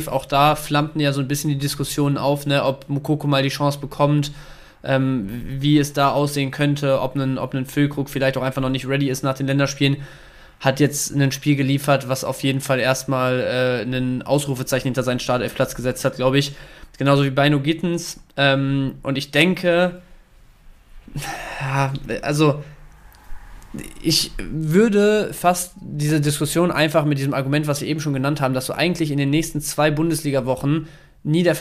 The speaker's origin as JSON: {"language": "German", "town": "Dortmund", "region": "North Rhine-Westphalia", "country": "Germany", "said": "Und ich als, als Dortmunder wissen wir ja alle, ähm, tut ein bisschen weh"}